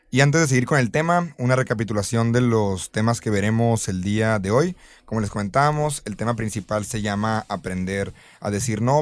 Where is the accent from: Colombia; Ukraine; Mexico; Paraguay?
Mexico